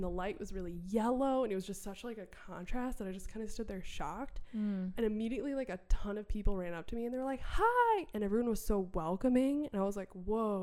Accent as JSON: {"language": "English", "region": "Wisconsin", "country": "United States", "said": "I'm from Wisconsin"}